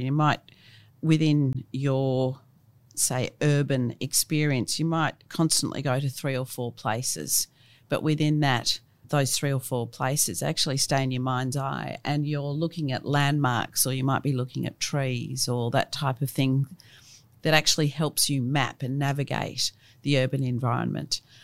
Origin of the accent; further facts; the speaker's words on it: Melbourne, Victoria, Australia; I grew up in Brighton, in Melbourne, and funnily enough, my family had been there since the eighteen fifties.